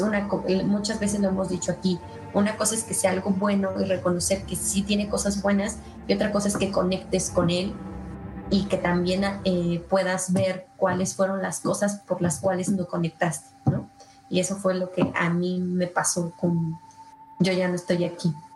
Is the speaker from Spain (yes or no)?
no; Mexico; nosotros como mexicanos